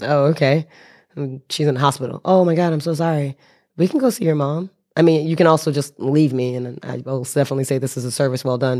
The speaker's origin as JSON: {"language": "English", "country": "United States", "moved": "yes", "lives_now": "Japan", "said": "I'm an American citizen with Japanese residency, stranded in Lao"}